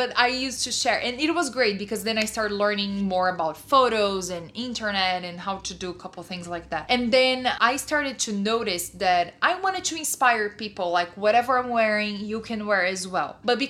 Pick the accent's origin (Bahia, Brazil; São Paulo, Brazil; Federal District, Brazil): São Paulo, Brazil; English is a second language; moved away; Oh, Sao Paulo.